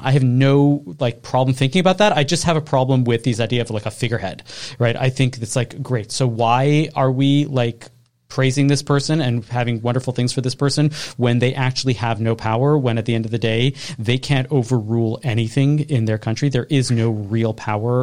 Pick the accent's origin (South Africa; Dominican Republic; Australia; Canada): Canada